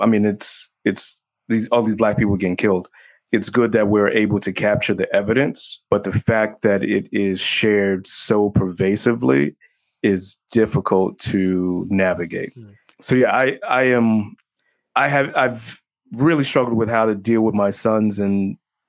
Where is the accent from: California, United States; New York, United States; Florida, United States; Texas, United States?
New York, United States; we suffer from PTSD of growing up in New York in the 70s and the 80s